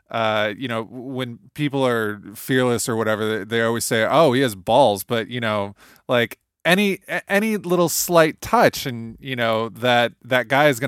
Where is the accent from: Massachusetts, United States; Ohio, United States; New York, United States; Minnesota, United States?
Ohio, United States; Toledo; also born or lived in Houston; I'm from Toledo